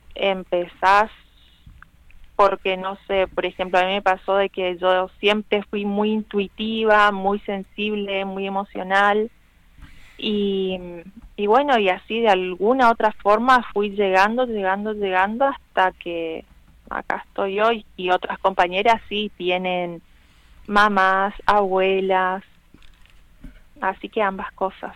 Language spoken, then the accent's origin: Spanish; Argentina; somos argentinos